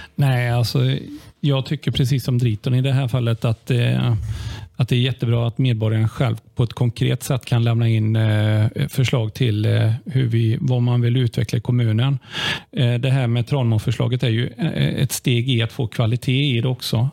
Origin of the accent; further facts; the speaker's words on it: Limmared, Västra Götaland, Sweden; Jag är född och uppvuxen i Limmared